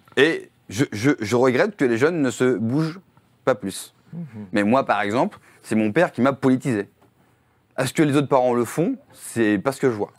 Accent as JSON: {"language": "French", "country": "France", "said": "Quand on est français"}